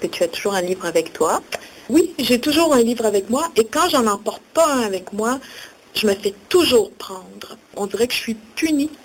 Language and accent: French; Outaouais, Quebec, Canada; moi, je viens de l'Outaouais